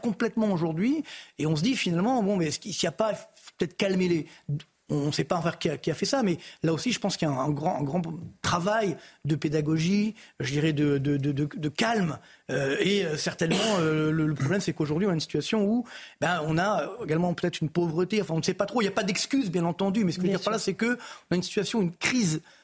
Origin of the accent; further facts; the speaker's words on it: Orly, Île-de-France, France; je viens des cités HM d'Orly